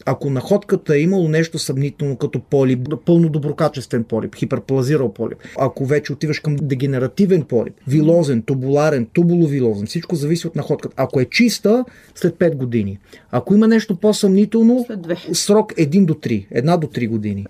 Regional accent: Israel; moved away as an adult; now in Bulgaria; Израснал съм в Израел

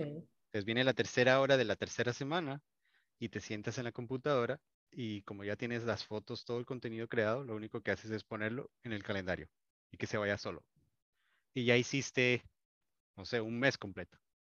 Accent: Colombia; yo digo chévere, soy colombiano

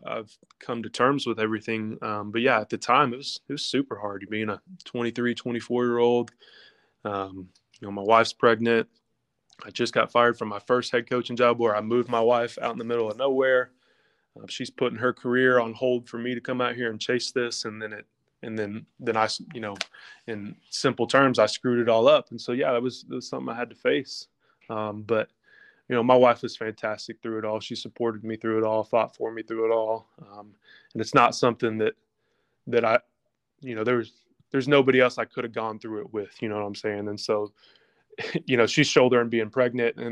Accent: Lexington, United States; my hometown, Lexington, where we're from

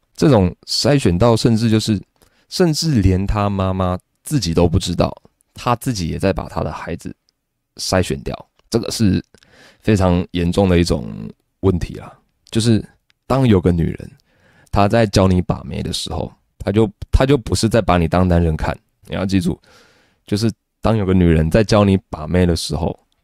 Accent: Taiwan; 台湾的小孩，就比如说你我都是

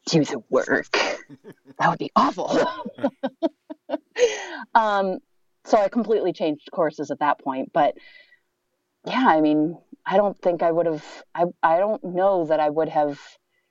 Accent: Maine, United States; moved away as an adult; also born or lived in Minnesota; I grew up in Maine

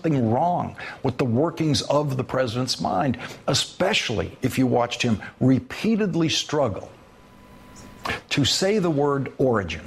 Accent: Boston, Massachusetts, United States; accent: Boston; my native Boston accent

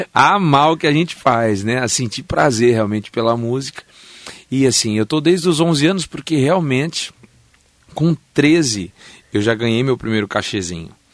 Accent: São Paulo, Brazil; now in Mogi das Cruzes, Brazil; E eu nasci em São Paulo

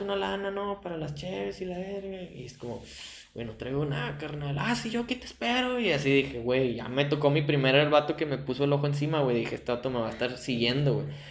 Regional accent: Mexico; nosotros en México, güey, le abrimos los brazos a los de afuera

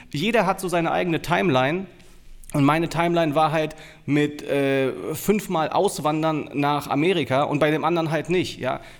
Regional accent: Braunschweig, Lower Saxony, Germany; also born or lived in United States; geboren in Braunschweig, äh, habe viele, viele Jahre dort gelebt, verbracht, äh, hab, war dann eine ganze Zeit lang in den USA immer wieder versetzt

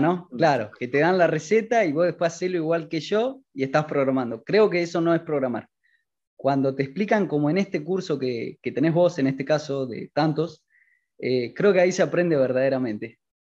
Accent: Argentina; tengo 20 años, soy de Argentina

